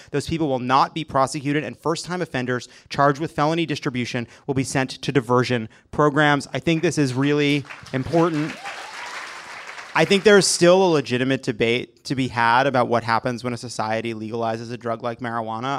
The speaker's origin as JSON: {"language": "English", "region": "New York", "country": "United States", "said": "I'm a Jew from New York"}